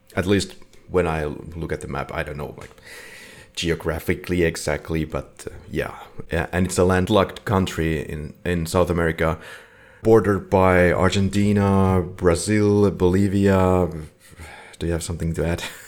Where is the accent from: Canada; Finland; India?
Finland; we are from Finland, Finland